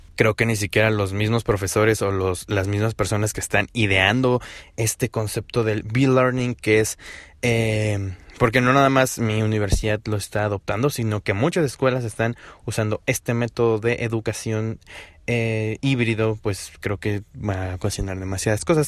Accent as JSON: {"language": "Spanish", "region": "Hidalgo", "country": "Mexico", "said": "Aquí en mi estado, en Hidalgo, porque soy de Hidalgo"}